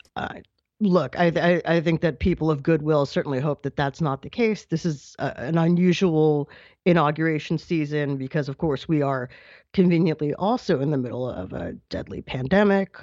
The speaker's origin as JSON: {"language": "English", "region": "New York", "country": "United States", "said": "my home state of New York"}